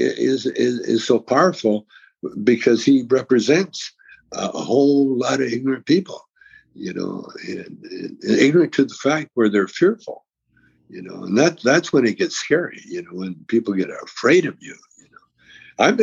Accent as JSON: {"language": "English", "town": "Calgary", "region": "Alberta", "country": "Canada", "tie": "born or raised there", "moved": "yes", "said": "I grew up in Calgary"}